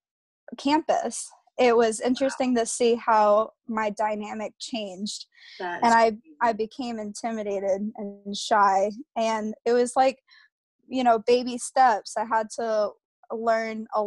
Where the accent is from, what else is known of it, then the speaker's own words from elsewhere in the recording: Asheville, North Carolina, United States; also born or lived in Florida; I was born in Florida. I moved because of a really bad hurricane season. That's how I ended up in Asheville, North Carolina. And we've lived here for the past 13 years